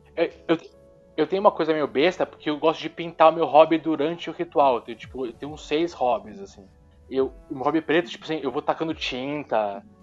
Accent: Brazil; Sou brasileiro

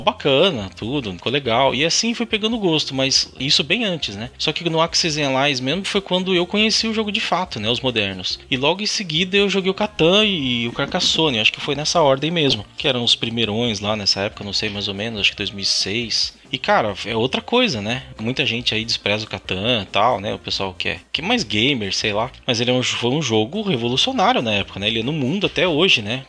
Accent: Piracicaba, São Paulo, Brazil; Eu sou de interior de São Paulo, Piracicaba, então fiz lá os encontros, é, encontro Piracicabano, primeiro e segundo de RPG, eu era moleque ainda, tava no colegial

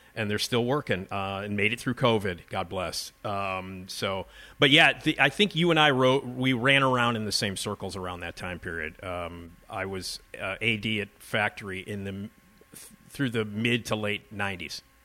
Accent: Chicago, Illinois, United States; I'm from Chicago

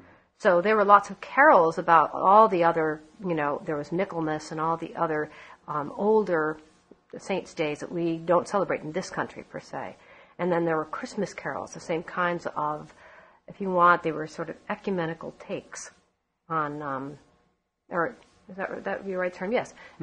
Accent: San Francisco, California, United States; also born or lived in East Coast; as a small child, I grew up partly on the East Coast and partly in San Francisco, where we were members of the Irish American Society there in San Francisco.

